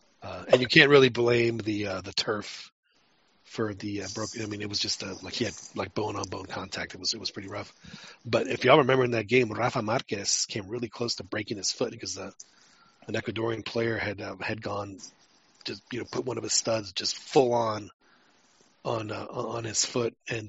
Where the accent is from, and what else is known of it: Mexico City, Mexico; born or raised there; now in Texas, United States